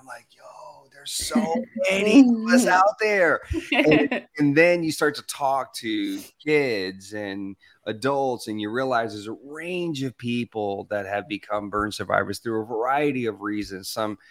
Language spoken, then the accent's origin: English; Arkansas, United States; also born or lived in Louisiana; I was Hispanic. I was born in Louisiana, but I grew up in Arkansas. And it was predominantly white and black.